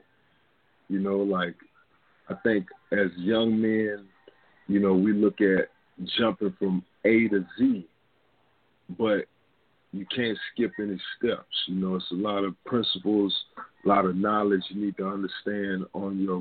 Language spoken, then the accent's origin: English; San Diego, California, United States; I was born in San Diego, California